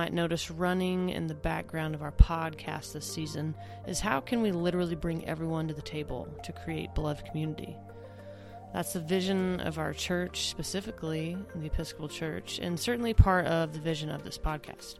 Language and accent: English; Oklahoma, United States; my home state